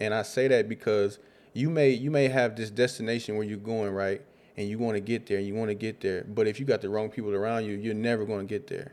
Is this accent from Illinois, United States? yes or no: yes; Rockford, Illinois, United States; I grew up in Rockford, Illinois, on the South Side